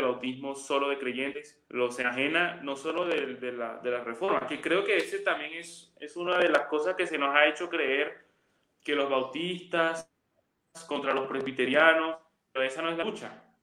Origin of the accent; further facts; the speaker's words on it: Venezuela; moved away as an adult; now in Medellín, Colombia; yo soy venezolano. Sí, venezolano, pero yo vivo en Colombia desde hace varios años